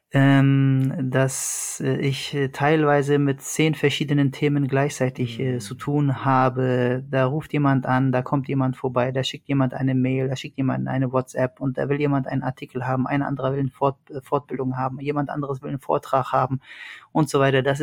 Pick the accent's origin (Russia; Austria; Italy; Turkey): Turkey; Iskenderun, Hatay; born there; Das wäre Iskenderun, da wo ich geboren bin.